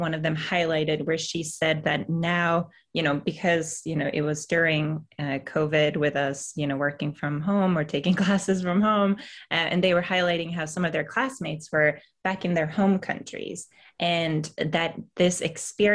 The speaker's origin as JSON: {"language": "English", "country": "Sweden", "moved": "yes", "lives_now": "United States", "said": "as a Swede coming to the US"}